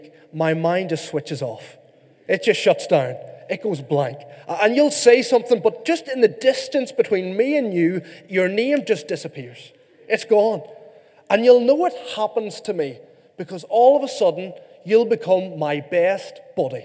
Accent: Northern Ireland, United Kingdom; moved away; my wife Charlotte and I, we come from Northern Ireland, and our background would be farming

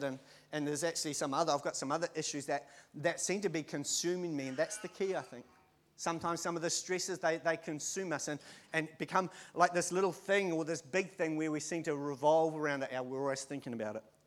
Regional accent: Christchurch, Canterbury, New Zealand; But I can remember as a five-year-old growing up, I used to live in Christchurch. I was born in Christchurch

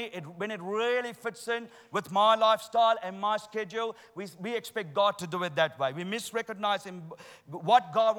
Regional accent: Sri Lanka; moved away; I'm originally from Sri Lanka

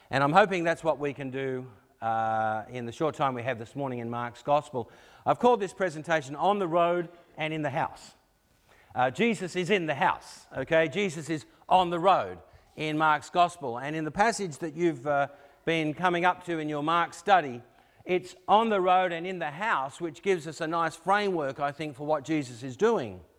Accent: Australia; Uh, we came across from Australia. Originally, we came here in uh, 2004.

